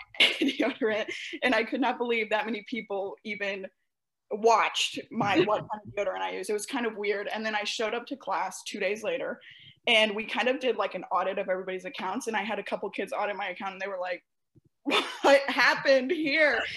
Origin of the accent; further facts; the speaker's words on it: St. Louis, Missouri, United States; I'm from the Midwest, and I'm specifically from St. Louis